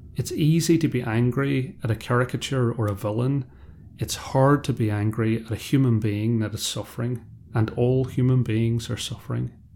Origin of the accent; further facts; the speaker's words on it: Ireland; I am also Irish, and I come from a background where we don't always deal with conflict well. In a part of rural Ireland I'm from